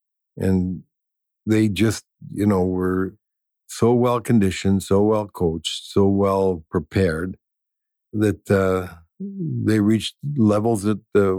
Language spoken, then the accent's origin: English; Sault Ste. Marie, Ontario, Canada; moved away as an adult; I came down to Minnesota from Sault Ste. Marie, Ontario in 1959 to play for the University of Minnesota Gophers.